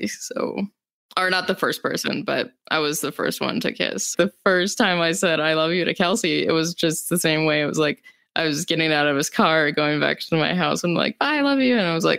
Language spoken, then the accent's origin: English; Rapid City, South Dakota, United States; I was born and raised in Rapid City, South Dakota, and I graduated with an art degree